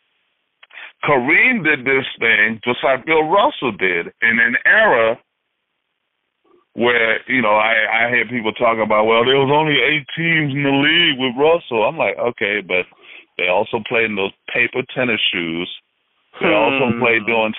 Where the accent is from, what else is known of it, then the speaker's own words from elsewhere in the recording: Haiti; moved away; I'm from Haiti. you know, I mean, I am African descent, but I was actually born in Haiti